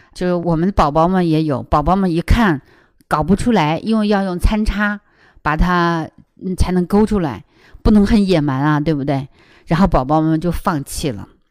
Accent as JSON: {"language": "Chinese", "country": "China", "said": "我们中国人"}